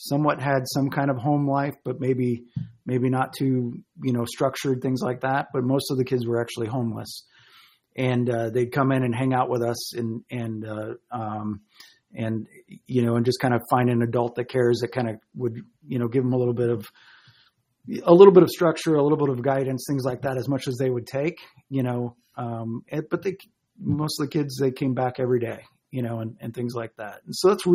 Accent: Chicago, Illinois, United States; moved away as an adult; also born or lived in Colorado; I grew up in the Chicago area and moved to Colorado when I was 24.

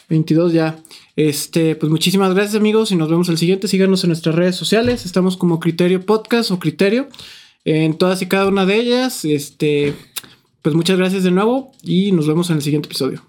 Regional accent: Lagos de Moreno, Jalisco, Mexico; nosotros somos de Lagos

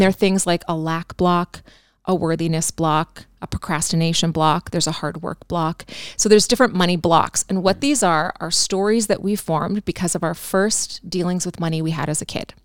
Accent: Canada; I'm a Canadian girl

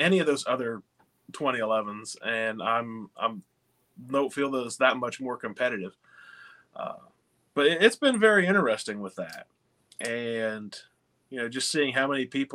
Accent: West Virginia, United States; I'm from West Virginia

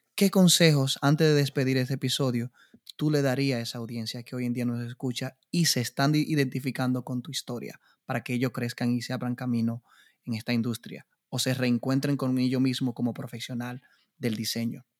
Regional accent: Dominican Republic; yo como República Dominicana

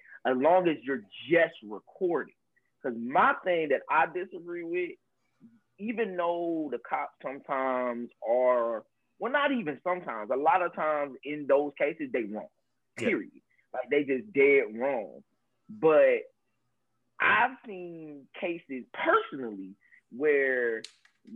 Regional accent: Georgia, United States; I'm from Georgia

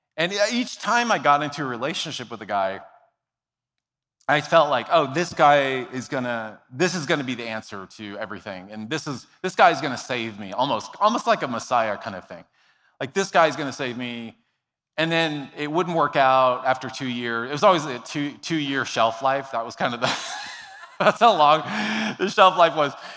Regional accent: Dallas, Texas, United States; I grew up in Dallas, Texas

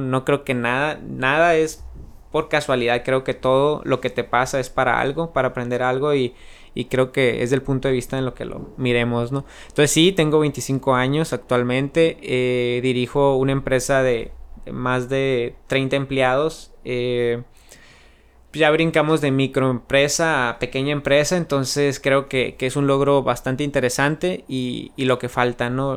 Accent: San Luis Río Colorado, Sonora, Mexico; also born or lived in Phoenix, Arizona; un pueblo pequeño, pero la verdad que, que, me ha visto crecer y me ha dado muchísimo de lo que soy ahorita

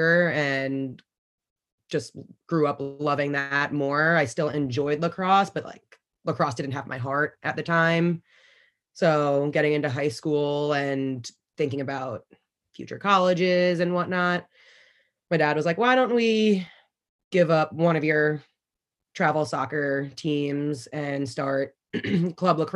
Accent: Garden City, New York, United States; I'm from Garden City, New York on Long Island

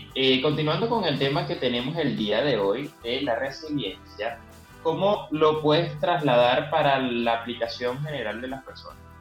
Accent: Argentina; moved away; mi país

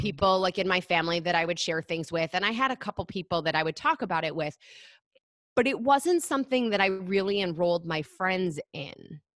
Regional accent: Michigan, United States; moved away as an adult; now in New York City, United States; I grew up in Michigan.

